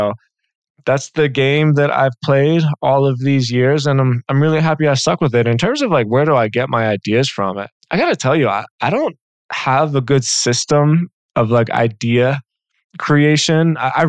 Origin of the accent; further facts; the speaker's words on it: Philadelphia, Pennsylvania, United States; And I grew up in Philly in the Northeast.